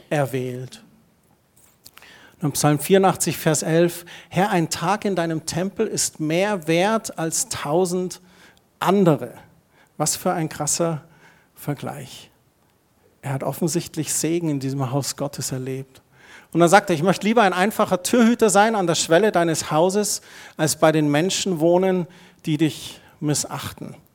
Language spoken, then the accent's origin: German; Heimstetten, Bavaria, Germany; Ich bin in Heimstetten aufgewachsen und wir haben zur Pfarrei in Kirchheim zu St. Andreas gehört.